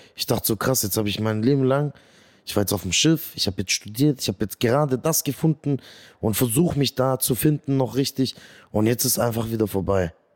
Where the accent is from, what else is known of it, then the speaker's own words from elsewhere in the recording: Göppingen, Baden-Württemberg, Germany; also born or lived in Eislingen; Ja, ich bin vor 32 Jahren in Göppingen zur Welt gekommen